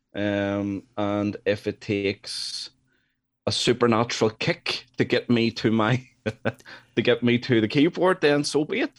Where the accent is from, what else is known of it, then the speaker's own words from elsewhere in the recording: Northern Ireland, United Kingdom; I'm from Northern Ireland.